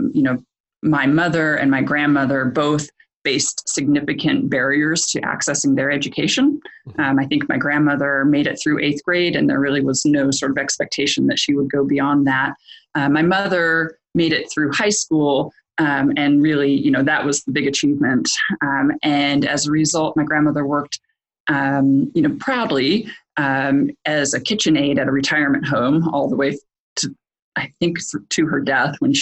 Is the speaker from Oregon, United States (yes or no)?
yes; Portland, Oregon, United States; I grew up here in Portland